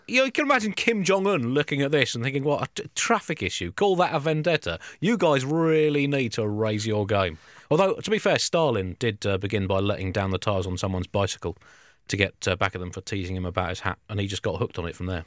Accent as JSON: {"language": "English", "region": "South East England", "country": "United Kingdom", "tie": "born or raised there", "said": "growing up and being a middle-class English person from the southeast"}